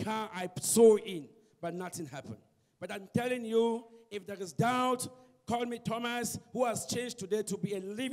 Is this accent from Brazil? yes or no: no; Cameroon; now in Cape Town, South Africa; I'm from Cape Town, originally from Cameroon.